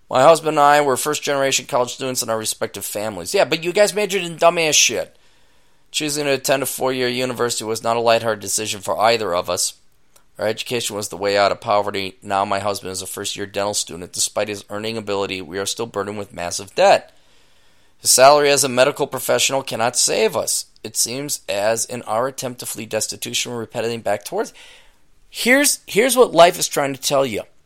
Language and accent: English; Minneapolis–Saint Paul, Minnesota, United States; I'm from the Twin Cities